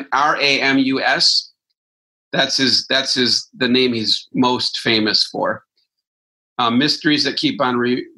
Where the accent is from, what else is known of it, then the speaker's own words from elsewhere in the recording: Wisconsin, United States; I'm from Wisconsin